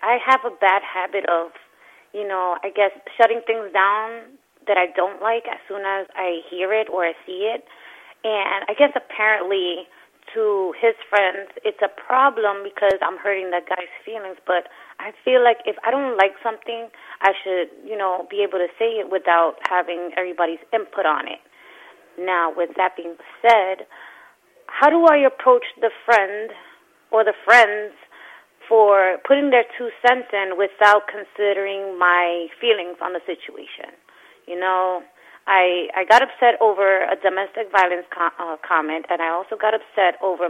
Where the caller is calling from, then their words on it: New York City, New York, United States; I'm calling from Brooklyn.